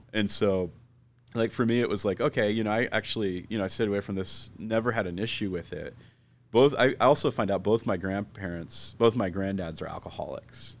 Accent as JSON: {"language": "English", "town": "Phoenix", "region": "Arizona", "country": "United States", "tie": "born or raised there", "also_born_or_lived": "Scottsdale", "said": "I grew up here in Phoenix"}